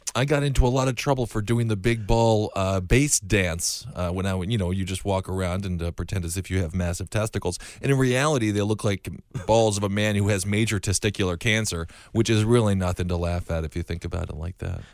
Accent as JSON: {"language": "English", "region": "Wisconsin", "country": "United States", "moved": "yes", "said": "I'm from Wisconsin"}